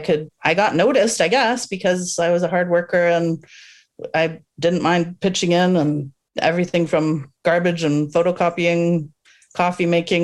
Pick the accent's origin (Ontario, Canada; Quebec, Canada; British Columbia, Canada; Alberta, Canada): Ontario, Canada; Toronto; now in Vancouver, Canada; I was born and raised in North York. So that's a suburb of Toronto